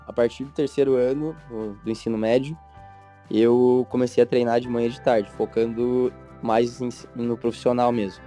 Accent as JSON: {"language": "Portuguese", "town": "Pato Branco", "region": "Paraná", "country": "Brazil", "tie": "born or raised there", "also_born_or_lived": "Curitiba / United States", "moved": "as an adult", "lives_now": "Florianópolis, Brazil", "said": "eu sou natural de Pato Branco, que nem você, tanto que a gente estudou muito tempo juntos, mas eu fui bem novo para Curitiba"}